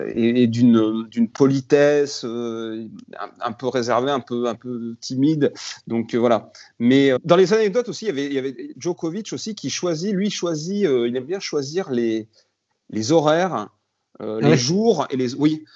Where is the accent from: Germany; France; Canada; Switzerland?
France; Grenoble, Auvergne-Rhône-Alpes; quand on est grenoblois